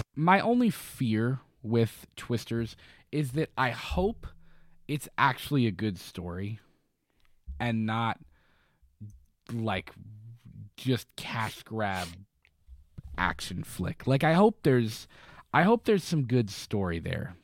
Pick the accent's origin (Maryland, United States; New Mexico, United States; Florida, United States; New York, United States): Florida, United States; now in Kentucky, United States; I grew up in Florida where, like, we were in hurricanes